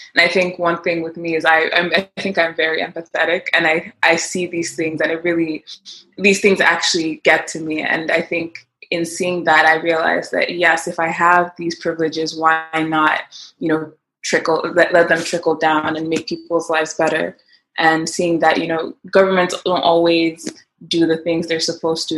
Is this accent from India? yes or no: no; Nigeria; moved away as an adult; now in United States; I basically grew up in Nigeria. I lived my whole life in Nigeria, and then I came to the U.S. for college.